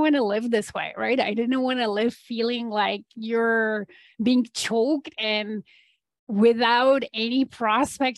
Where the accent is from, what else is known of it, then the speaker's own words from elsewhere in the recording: Poland; moved away as an adult; now in Canada; I am born in Poland, born and raised in Poland